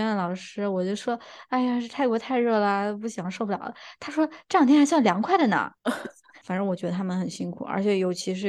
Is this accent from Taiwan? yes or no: no; Beijing, China; 他那个同事一听我们的口音，就说：“哎呀，你们也是北京人啊？怎么回事儿？就是大家都是北京人。